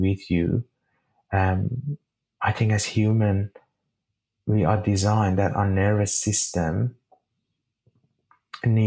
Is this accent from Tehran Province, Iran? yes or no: no; Shiraz, Fars, Iran; moved away as an adult; now in Sydney, Australia; the sky of my hometown, Shiraz